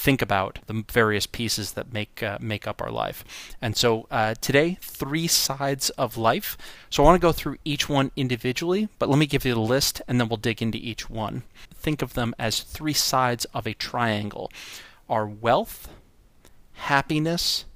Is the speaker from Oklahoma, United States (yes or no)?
no; North Shore of Long Island, New York, United States; I grew up in on the North Shore of Long Island